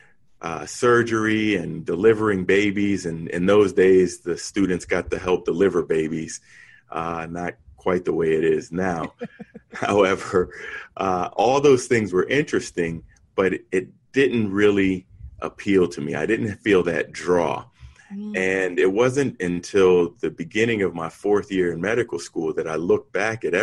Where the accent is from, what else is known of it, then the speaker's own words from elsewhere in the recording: New Haven, Connecticut, United States; I was born in New Haven, Connecticut